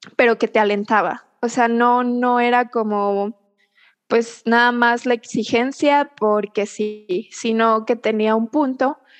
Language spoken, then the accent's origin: Spanish; Querétaro, Mexico; also born or lived in Puebla; Yo soy queretana